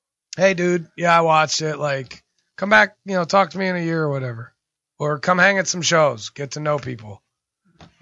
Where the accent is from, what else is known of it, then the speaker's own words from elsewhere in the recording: Pittsburgh, Pennsylvania, United States; now in Los Angeles, United States; I'm from Pittsburgh